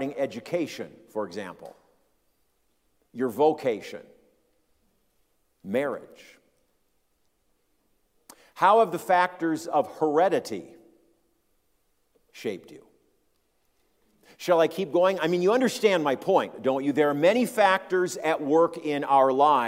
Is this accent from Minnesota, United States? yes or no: yes; Minneapolis, Minnesota, United States; My wife and I grew up in large metro areas. She in Chicago, I grew up in the Twin Cities area.